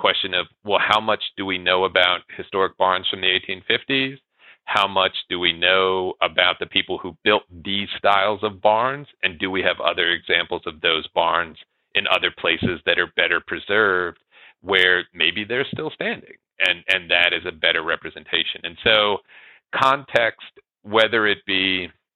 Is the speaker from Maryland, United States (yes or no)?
no; Northern Virginia, United States; now in Lincoln, United States; I grew up in Northern Virginia. I, you know, identify as somebody from the East Coast, but now I live in Lincoln, Nebraska.